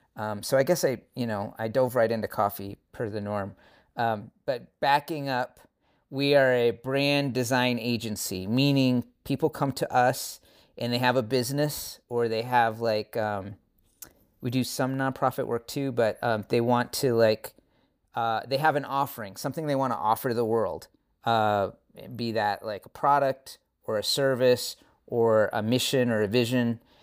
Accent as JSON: {"language": "English", "region": "Washington", "country": "United States", "said": "from Washington State originally. So West Coast, West Coast."}